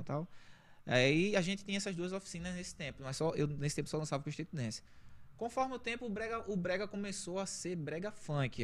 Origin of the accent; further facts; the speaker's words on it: Recife, Pernambuco, Brazil; eu vim de uma comunidade chamada Roda de Fogo. Não tem nada a ver com a minha roda, é Roda de Fogo, é o nome da localidade, né? É, assim, desde, desde a minha infância